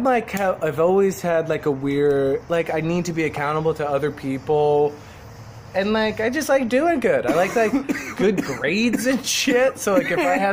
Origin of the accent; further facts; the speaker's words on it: New Jersey, United States; moved away as an adult; also born or lived in Philadelphia / New York; I'm from New Jersey, so I've been to New York my whole life, basically. Grew up in Jersey